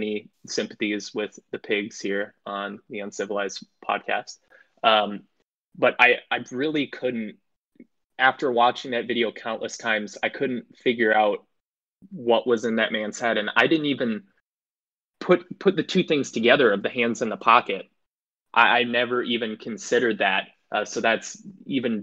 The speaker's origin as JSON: {"language": "English", "town": "Minneapolis", "region": "Minnesota", "country": "United States", "moved": "yes", "lives_now": "Phoenix, United States", "said": "I'm originally from Minneapolis. That's where I got my start. Currently in Phoenix"}